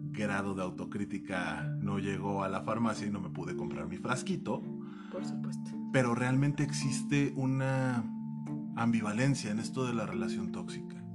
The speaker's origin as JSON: {"language": "Spanish", "region": "Mexico City", "country": "Mexico", "tie": "born there", "said": "como yo eh, nací en la Pensil"}